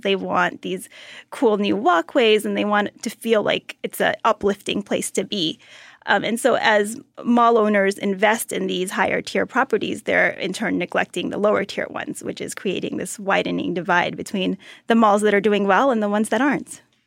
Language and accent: English; Austin, Texas, United States; I grew up in Austin, Texas